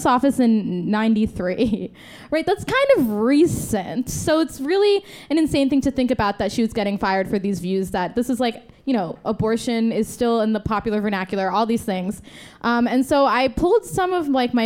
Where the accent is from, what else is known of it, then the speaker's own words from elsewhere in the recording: New Jersey, United States; I am from Jersey